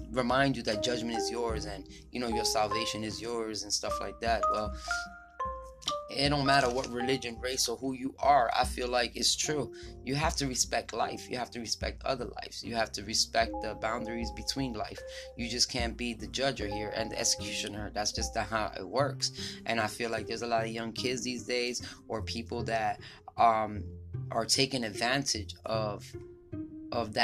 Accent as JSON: {"language": "English", "region": "New York", "country": "United States", "tie": "born or raised there", "said": "I grew up in New York"}